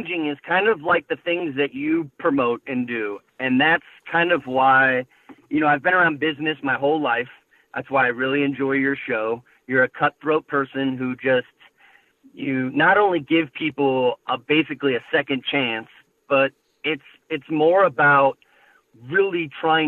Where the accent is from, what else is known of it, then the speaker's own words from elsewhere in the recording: Bay Area, California, United States; moved away as an adult; now in Reno, United States; I was born in the Bay Area